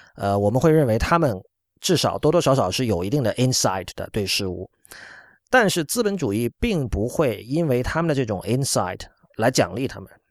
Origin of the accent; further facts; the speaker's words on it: China; 我们作为中国人来说，嗯，对于真正的激进其实是不陌生的